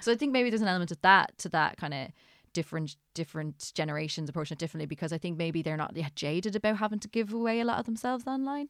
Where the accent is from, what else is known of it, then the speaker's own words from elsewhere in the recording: Ireland; I'm Irish